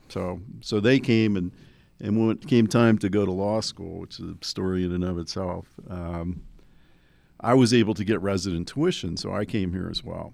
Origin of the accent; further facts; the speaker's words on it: New Jersey, United States; I grew up in New Jersey